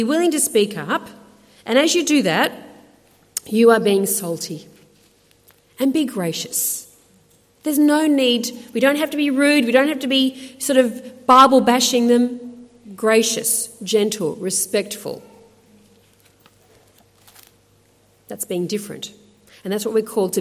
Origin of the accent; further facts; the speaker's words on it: Australia; accent: Aussie; I'm an Aussie. And I'm a proud Aussie. I love Australia. And I was proud that my accent says something about who I am.